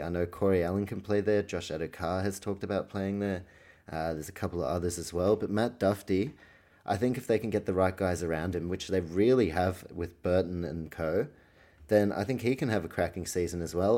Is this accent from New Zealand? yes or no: yes; New Zealand; I was born in New Zealand, grew up